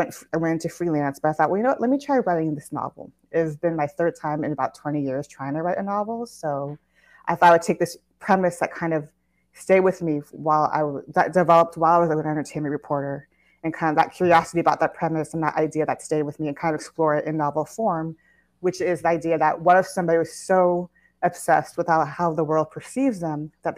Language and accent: English; Orange County, Southern California, United States; I'm originally from Southern California. I grew up in Orange County